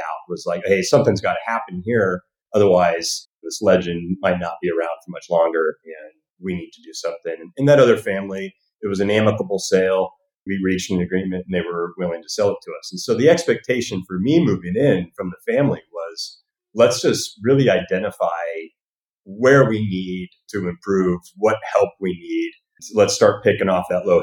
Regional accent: Northern California, United States; also born or lived in Alaska / Lake Tahoe; now in Hollywood, United States; I actually grew up in Northern California

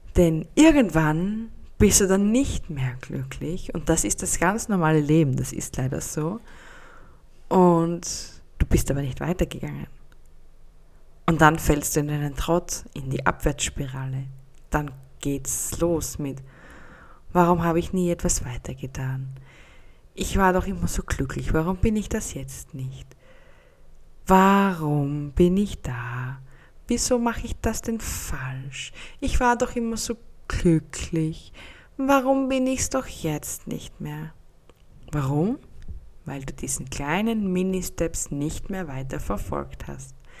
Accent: Austria; Bei uns in Österreich

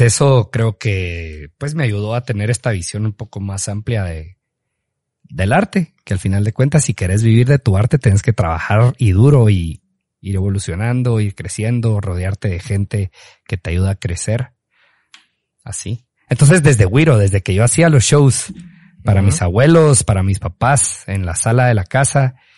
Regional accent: Petén, Guatemala; siempre llevamos la bandera de ser peteneros, pues obviamente guatemaltecos, pero que que somos de Petén

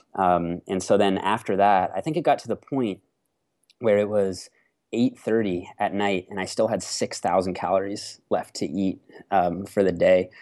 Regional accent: Canada; I'm a Canadian natural pro bodybuilder

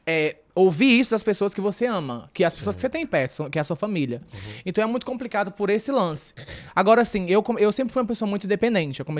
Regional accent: Northeast Region, Brazil; Assim, é como eu falei, né, eu vim do Nordeste, o Nordeste tem um pouco mais esse lance do da, da mente fechada

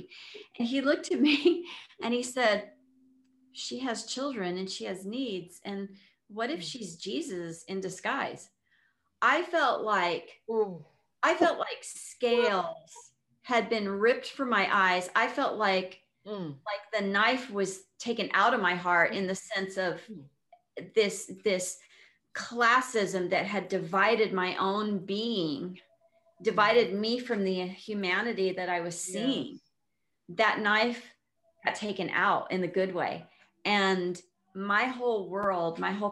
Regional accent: El Paso, Texas, United States; I was raised in El Paso, Texas

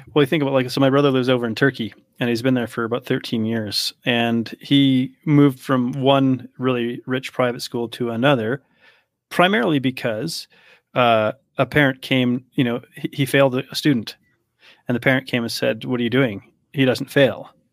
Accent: Canada; also born or lived in Poland; I grew up in Canada

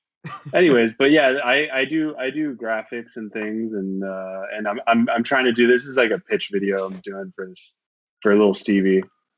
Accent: Canada; moved away; I'm a Canadian. I moved here a long time ago

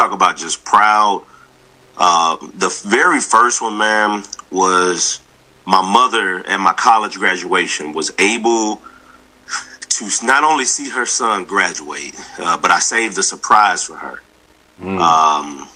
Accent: the South, United States; I'm from the South

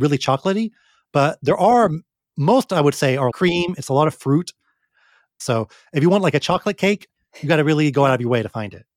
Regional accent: United States; now in Japan; we're from America.

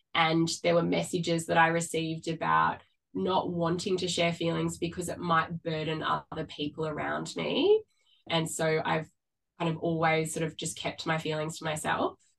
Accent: Sydney, New South Wales, Australia; moved away as an adult; now in Melbourne, Australia; I grew up on the Northern Beaches in Sydney and I relocated to Melbourne about 12 years ago

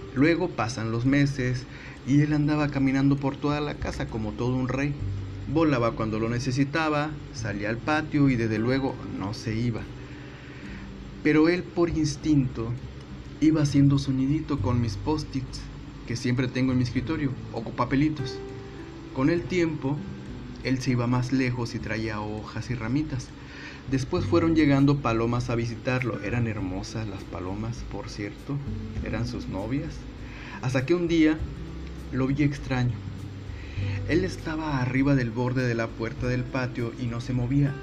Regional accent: Northeast Mexico, Mexico; soy norestense

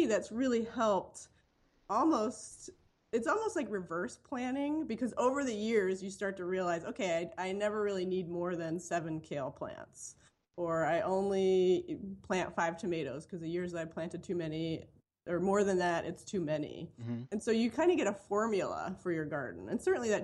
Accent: Philadelphia, Pennsylvania, United States; now in Madison, United States; I grew up actually in Philadelphia in a row home in a really urban area

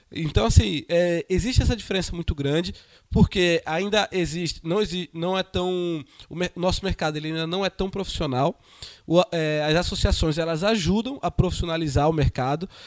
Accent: Recife, Pernambuco, Brazil; eu venho de Recife, Recife temos a Brad, em Recife, as, os empresários almoçam junto

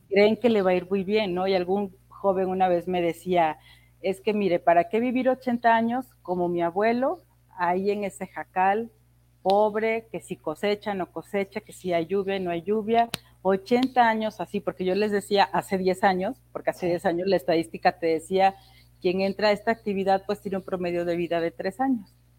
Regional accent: Tlacotalpan, Veracruz, Mexico; now in Mexico City, Mexico; Yo soy de Tlacotalpa, Veracruz, y ahí en mi pueblo lo que había era una, normal

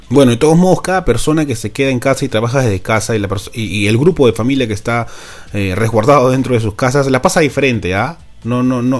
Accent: Peru; somos los peruanos que nos tocó laburar

